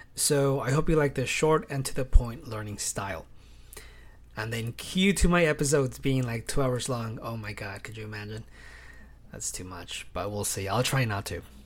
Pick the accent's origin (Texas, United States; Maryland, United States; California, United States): California, United States; also born or lived in Fresno, California; I am from California. I live in Fresno, which is here in the Central Valley